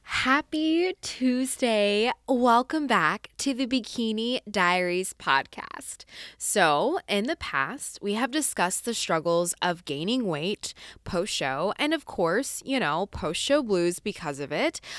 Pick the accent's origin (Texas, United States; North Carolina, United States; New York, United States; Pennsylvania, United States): Texas, United States; Arlington; now in Fort Worth, United States; So I am from Arlington, Texas.